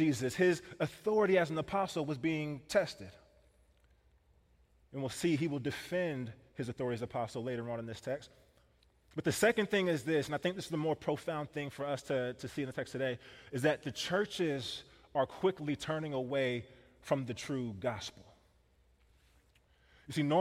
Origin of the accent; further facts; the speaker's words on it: Kansas City, Missouri, United States; now in Wisconsin, United States; I grew up in Kansas City